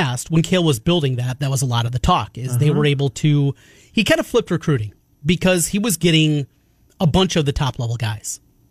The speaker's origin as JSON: {"language": "English", "town": "Osage", "region": "Iowa", "country": "United States", "tie": "born or raised there", "said": "where I grew up in Osage"}